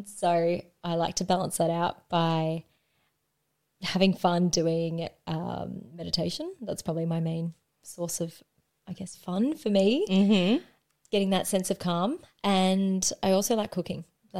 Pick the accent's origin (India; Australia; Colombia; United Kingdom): Australia; Melbourne, Victoria; Okay, I grew up in Mordialloc, which is in Melbourne, Victoria, Australia, down the beach